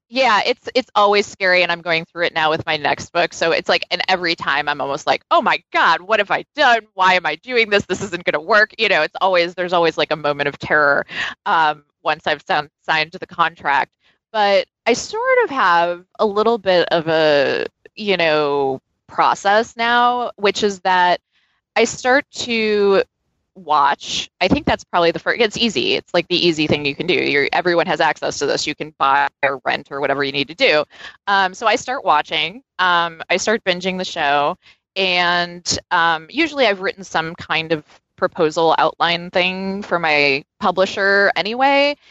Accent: New York City, New York, United States; a New Yorker

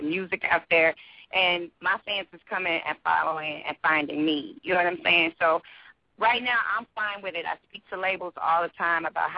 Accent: St. Louis, Missouri, United States; I'm from the Midwest

